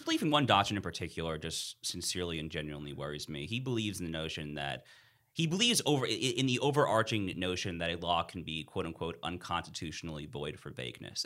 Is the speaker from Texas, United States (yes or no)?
no; New York, United States; moved away; I'm from New York originally